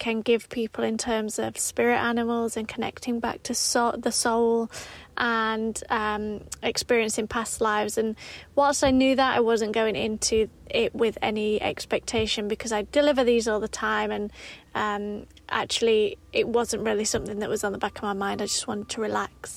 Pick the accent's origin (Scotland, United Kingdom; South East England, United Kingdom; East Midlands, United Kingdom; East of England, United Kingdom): East Midlands, United Kingdom; Derbyshire; I'm from Derbyshire. I'm from a mining village in Derbyshire.